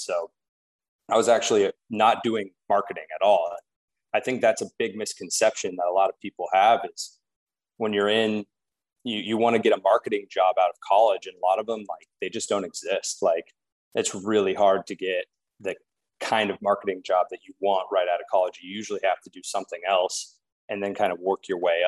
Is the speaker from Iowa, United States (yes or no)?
yes; Des Moines, Iowa, United States; moved away as an adult; also born or lived in Chicago; now in Portland, United States; I grew up in Des Moines, Iowa, kind of small town life